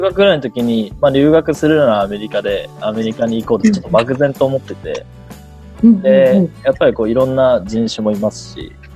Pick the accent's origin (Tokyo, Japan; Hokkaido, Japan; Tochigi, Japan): Tokyo, Japan; 僕は東京の葛飾区出身で